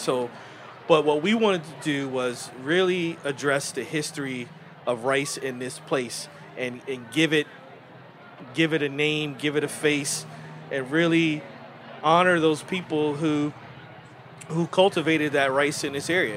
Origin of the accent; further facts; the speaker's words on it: New Jersey, United States; now in Charleston, United States; growing up in New Jersey